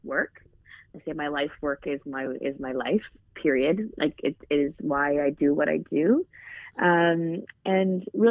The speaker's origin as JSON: {"language": "English", "country": "Canada", "said": "I was, you know, first generation Canadian"}